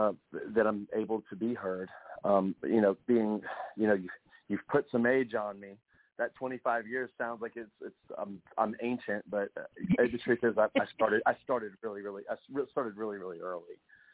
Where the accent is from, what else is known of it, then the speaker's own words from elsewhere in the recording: Wilmington, North Carolina, United States; That's right. Wilmington, North Carolina.